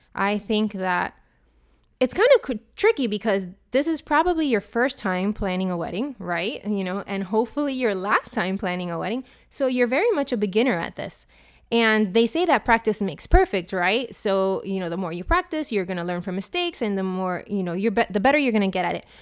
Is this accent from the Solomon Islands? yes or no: no; Puerto Rico; now in Miami, United States; I'm from Puerto Rico, and in Puerto Rico, in Spanish, it's pronounced ….